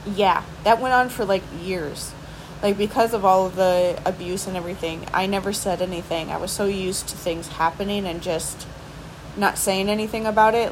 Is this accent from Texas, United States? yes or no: no; near Milwaukee, Wisconsin, United States; now in Milwaukee, United States; close to my hometown, but mostly just because it was still close. It was still in like the general area where I grew up